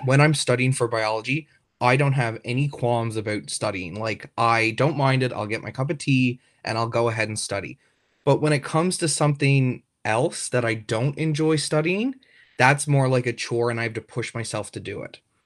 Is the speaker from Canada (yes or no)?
yes; Trout River, Newfoundland and Labrador, Canada; also born or lived in St. John's, Newfoundland; I'm from Troutey, Newfoundland